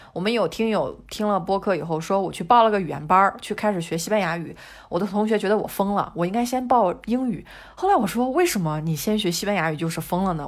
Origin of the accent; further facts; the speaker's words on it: China; also born or lived in Europe; now in Spain; 我一个中国人住在欧洲